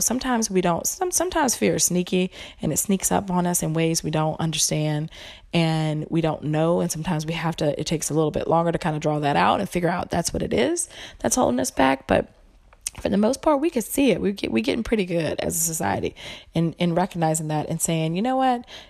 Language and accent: English; the South, United States; I'm from the South